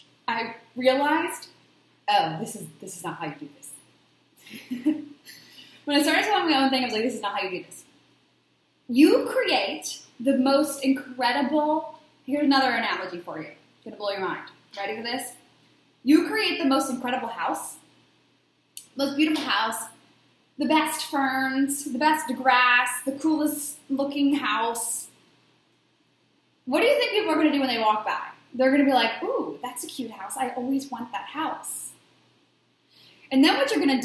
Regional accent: Baltimore, Maryland, United States; everyone in my hometown loved to come over my house. My friends would come, when we were going out on a Friday night, because I came from Baltimore, Maryland, a very big party area. We would go out every weekend in high school and college

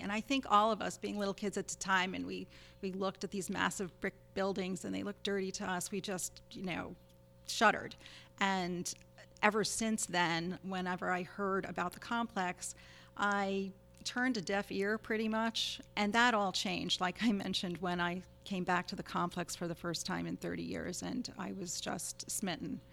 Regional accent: United States; also born or lived in Rockland County, New York / Massachusetts / Boston / New York City; I was born in Rockland, but grew up elsewhere in New York State and in Massachusetts

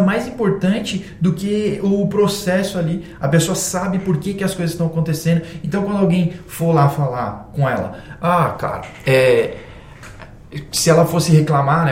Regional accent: Brazil; Nós somos brasileiros

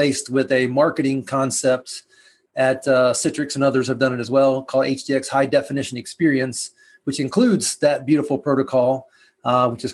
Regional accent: the South, United States; as a Southerner who's only been, at least for work, to Canada once

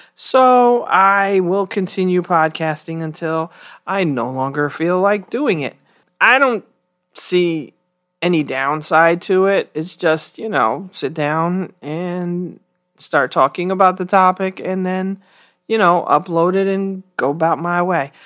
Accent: New York City, New York, United States; moved away as an adult; I'm from the Bronx, New York. I was born and raised there and lived there most of my life until until I graduated from college in my 30s

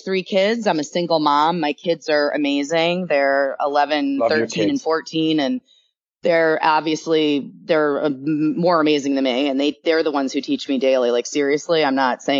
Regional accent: Milford, Connecticut, United States; also born or lived in Bridgeport, Connecticut / New York City; I actually grew up in Connecticut. I was born in Bridgeport

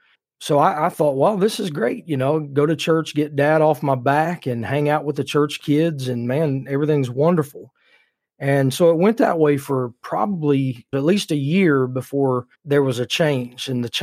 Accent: Indiana, United States; I was raised in Indiana.

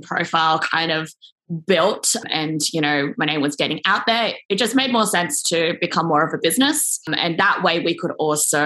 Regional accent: Sydney, New South Wales, Australia; moved away as an adult; I am back in Sydney, Australia, like my hometown, actually back at my parents' place right now

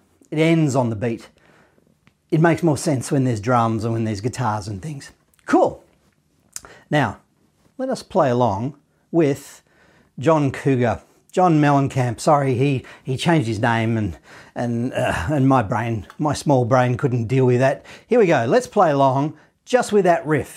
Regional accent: Australia; I'm from Australia

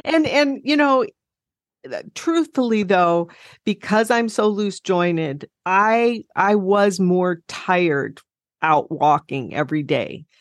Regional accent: South Dakota, United States; I grew up in South Dakota and I loved growing up there

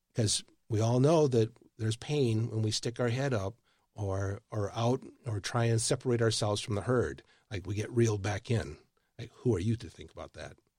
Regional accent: Michigan, United States; now in Texas, United States; I live in Texas. I'm not a Texan. I grew up in Michigan.

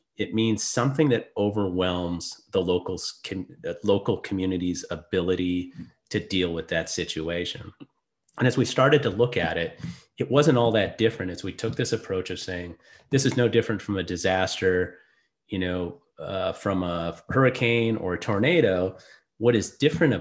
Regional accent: Minnesota, United States; moved away; I grew up in Minnesota, found my way into the Navy somehow

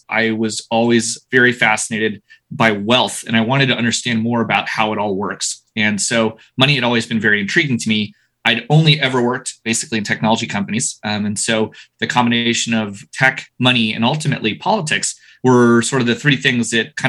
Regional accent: United States; now in United Kingdom; I am half French. I am American. My dad spent 30 years in Patagonia. I've always had sort of an international upbringing.

